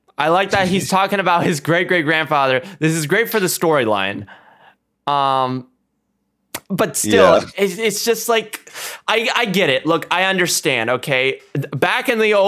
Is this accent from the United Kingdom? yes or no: no; India; I'm Indian